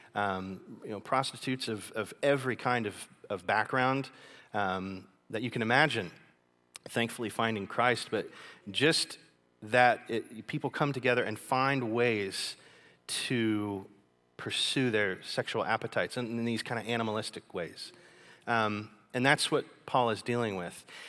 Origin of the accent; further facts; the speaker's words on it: Kentucky, United States; moved away as an adult; now in China; I'm from Kentucky